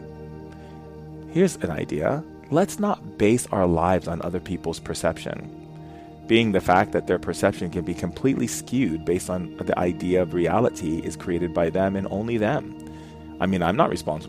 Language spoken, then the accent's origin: English; Foster City, California, United States; when I was a kid growing up in Foster City